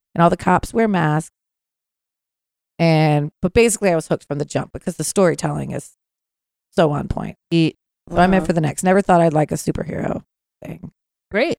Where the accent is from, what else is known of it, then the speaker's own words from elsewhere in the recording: Northern Virginia, United States; I grew up in uh, Northern Virginia